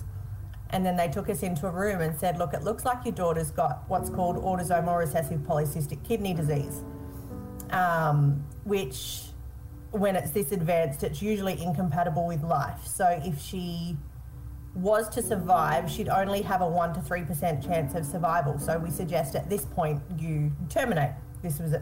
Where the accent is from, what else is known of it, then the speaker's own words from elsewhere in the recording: Melbourne, Victoria, Australia; I'm from Melbourne in Victoria